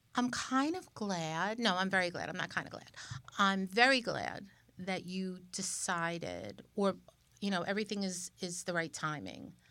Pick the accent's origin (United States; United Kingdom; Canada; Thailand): United States; New York; we're both from New York